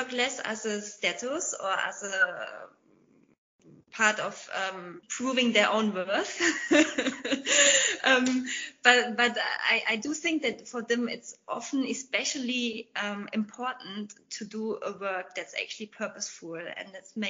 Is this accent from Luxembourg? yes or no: no; Germany; also born or lived in England; in my home country, Germany